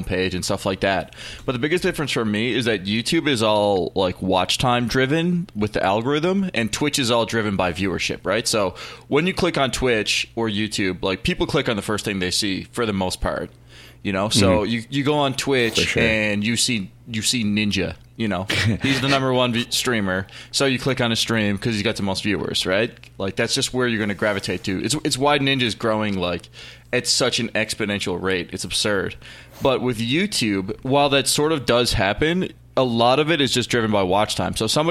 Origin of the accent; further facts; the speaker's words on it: Newfoundland and Labrador, Canada; I'm a streamer from Canada